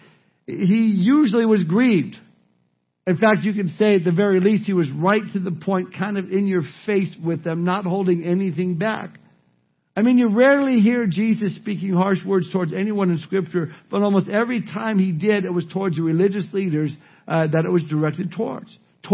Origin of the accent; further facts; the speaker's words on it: Southern California, United States; Growing up in Southern California and spending my summers at the beach